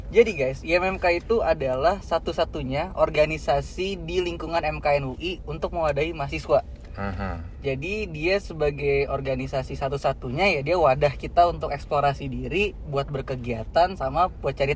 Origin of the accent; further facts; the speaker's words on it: United States; Gue dari Amerika